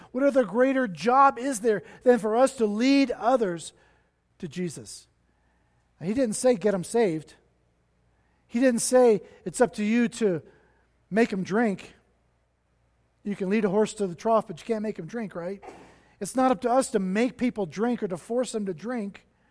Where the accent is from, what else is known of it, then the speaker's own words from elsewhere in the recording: Cincinnati, Ohio, United States; now in Denver, United States; I was born in Cincinnati, Ohio